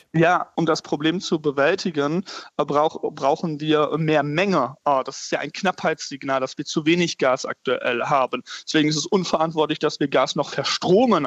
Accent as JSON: {"language": "German", "region": "North Rhine-Westphalia", "country": "Germany", "said": "in meinem Heimatbundesland Nordrhein-Westfalen"}